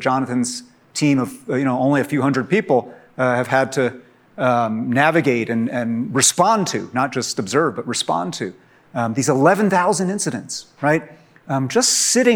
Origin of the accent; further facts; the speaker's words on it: Poughkeepsie, New York, United States; I'm from Poughkeepsie.